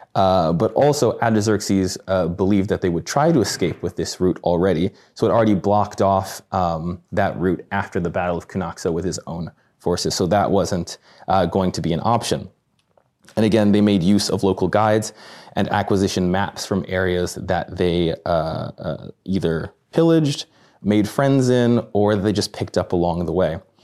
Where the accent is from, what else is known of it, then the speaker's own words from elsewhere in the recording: Midwest, United States; I'm from the Midwest